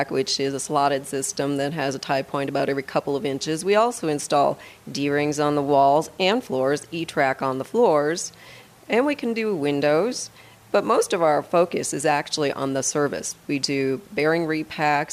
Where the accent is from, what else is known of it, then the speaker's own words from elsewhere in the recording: Midwest, United States; moved away as an adult; now in Colorado, United States; I'm actually from the Midwest